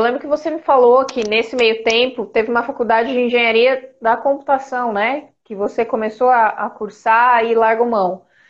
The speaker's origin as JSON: {"language": "Portuguese", "town": "São José do Rio Preto", "region": "São Paulo", "country": "Brazil", "moved": "as an adult", "lives_now": "São Paulo, Brazil", "said": "eu sou do interior, sou de São José do Rio Preto, bem longe daqui de São Paulo."}